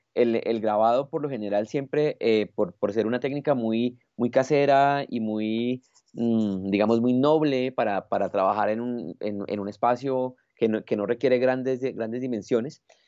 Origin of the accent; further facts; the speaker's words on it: Colombia; also born or lived in Bogotá; es un privilegio como colombiano